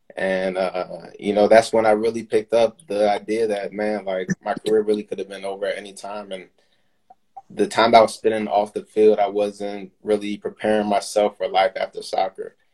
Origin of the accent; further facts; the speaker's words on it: Maryland, United States; born and raised in Maryland, so I'm from this area. Been here my whole life, pretty much